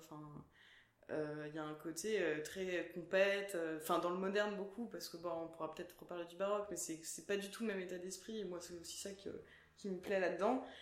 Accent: Stains, Île-de-France, France; moi j'ai grandi à Stein dans le 93

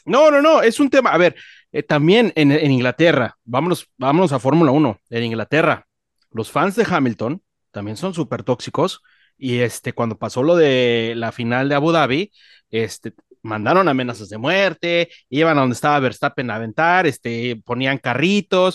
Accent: Mexico; Yo soy mexicano, me mama mi país, amo mi país

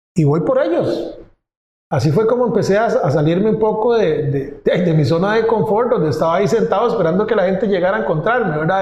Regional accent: Pérez Zeledón, San José, Costa Rica; Yo trabajaba en San José, en la capital pero yo nací al sur, en Pérez Celedón, que está a tres horas de la capital.

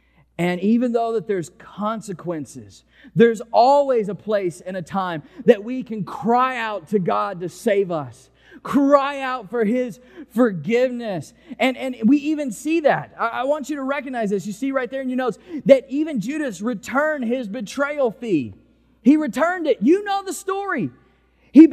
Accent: Mississippi, United States; now in New Orleans, United States; I came here from Mississippi, and you were just able to go to an intersection and take a left turn

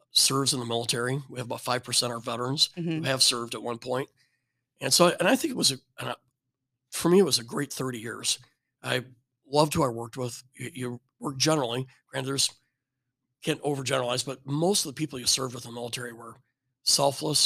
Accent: rural Illinois, United States; moved away; I was raised in rural Illinois, corn and soybeans

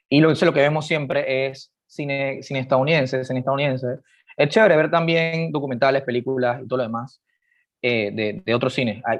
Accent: Panama; nosotros como, como panameños

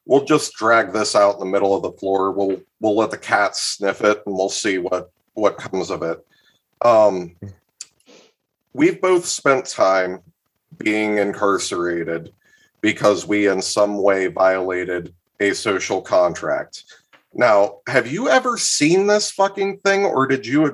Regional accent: Columbus, Ohio, United States; now in Northeast Ohio, United States; I was born in Columbus. I do not live there anymore, but I have spent much time there. I'm in Northeast Ohio

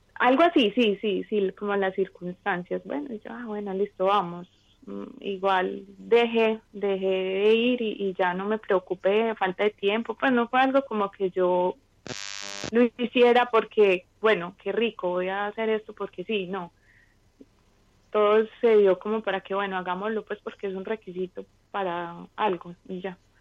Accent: Medellín, Antioquia, Colombia; moved away as an adult; now in New York, United States; soy de Medellín, pero en este momento estoy viviendo en Nueva York

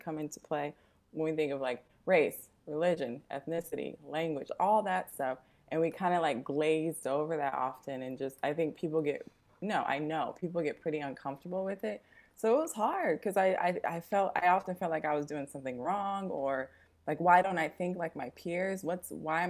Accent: Las Vegas, Nevada, United States; moved away as an adult; now in Oakland, United States; I'm actually from Las Vegas, but I've been in the Bay since 2013

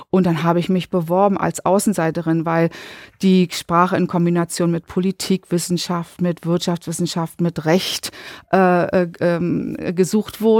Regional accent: East Germany, Germany; ich musste zweimal durch die Evaluierung als Ostdeutsche an der Humboldt-Universität.

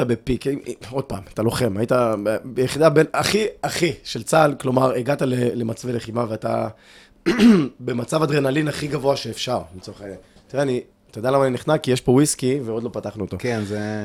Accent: Ashkelon, Southern District, Israel; גדלתי באשקלון וגלשתי

